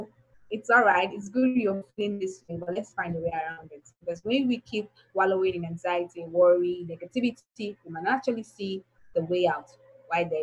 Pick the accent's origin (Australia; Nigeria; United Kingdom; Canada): Nigeria; why was I born in Nigeria